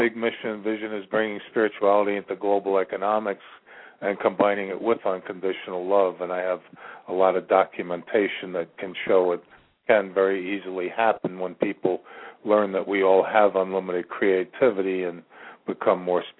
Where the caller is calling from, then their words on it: Ashland, Virginia, United States; I'm calling from the center of the universe, Ashland, Virginia.